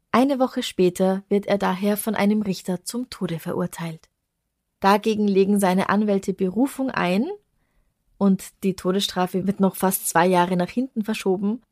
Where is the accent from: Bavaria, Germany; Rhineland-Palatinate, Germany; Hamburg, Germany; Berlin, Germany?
Bavaria, Germany; Traunstein; now in Vienna, Austria; die Gegend, in der ich meine Kindheit verbracht habe, ist Bayern, deswegen das Bier. Und Traunstein, da gab es früher Salz